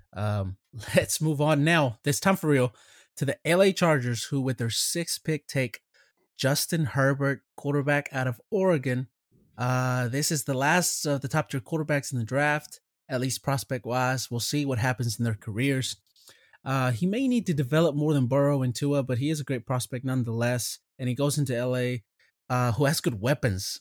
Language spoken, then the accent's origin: English; Mexico; moved away; I was born in Mexico